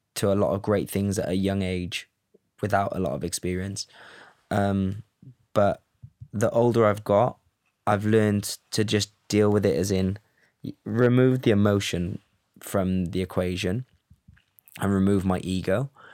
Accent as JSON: {"language": "English", "town": "Cardiff", "region": "Wales", "country": "United Kingdom", "also_born_or_lived": "Los Angeles, United States / Amsterdam, Netherlands", "moved": "yes", "lives_now": "London, United Kingdom", "said": "I'm from Cardiff"}